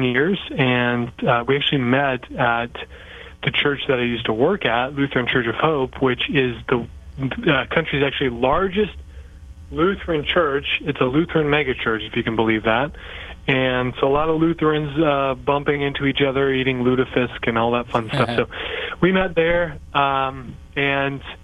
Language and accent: English; Iowa, United States; I am from Iowa, yes, the great state of Iowa.